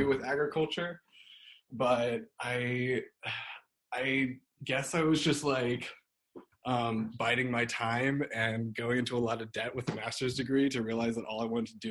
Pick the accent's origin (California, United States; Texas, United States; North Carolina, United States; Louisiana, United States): Louisiana, United States; moved away as an adult; now in Kutztown, United States; I'm originally from Louisiana, but I moved here for the Rodale